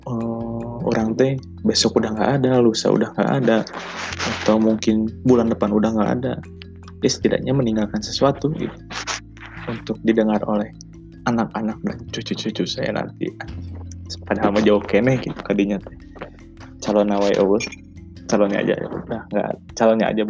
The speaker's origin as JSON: {"language": "Indonesian", "town": "Bandung", "region": "West Java", "country": "Indonesia", "tie": "born or raised there", "also_born_or_lived": "Pangandaran", "said": "jadi saya lahir di Pangandaran tapi uh, besar di Bandung gitu saya dari kecil memang udah di Bandung SD SMP SMA sampai sekarang lagi kuliah semester akhir"}